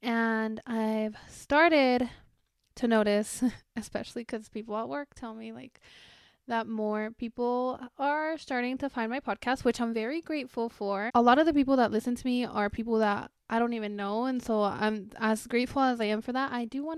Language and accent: English; Mexico; because I was born and raised in Mexico, and in Spanish the H is silent